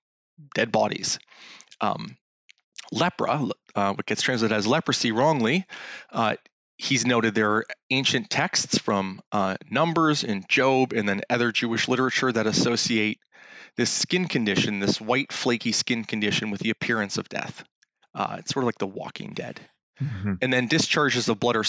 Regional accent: Canada; We're both from Canada

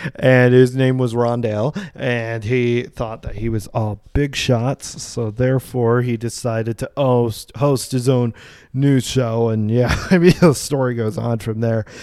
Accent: Vincennes, Indiana, United States; now in Bloomington, United States; I originally was born and grew up in Vincennes

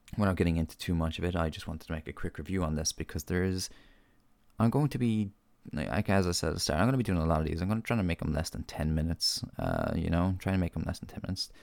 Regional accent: Ireland; as an Irish reviewer and podcaster

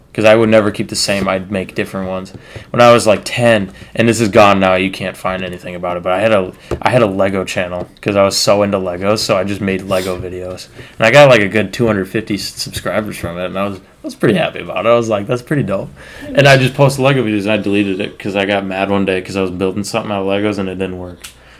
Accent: Marshall, United States; We're both from Marshall.

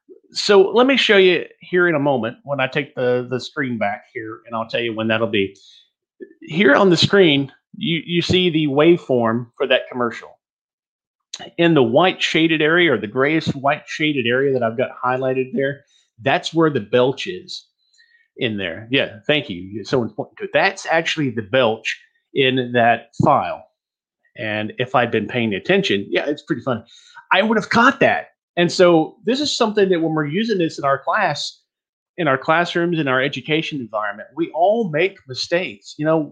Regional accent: Texas, United States; accent: Texas; which helped me a lot to get rid of my Texas accent and get that Midwestern sound that I've got.

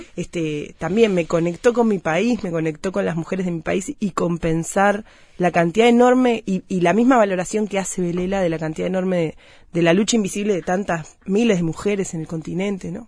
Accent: Uruguay; las mujeres de mi país

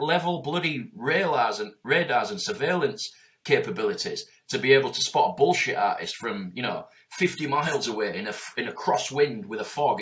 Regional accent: Yorkshire and the Humber, United Kingdom; I'm from Yorkshire.

